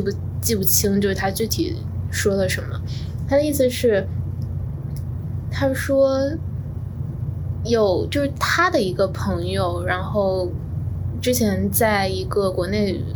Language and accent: Chinese; Fuzhou, Fujian, China; moved away as an adult; also born or lived in Beijing; now in New York, United States; 我家乡的，呃，时代广场叫做东街口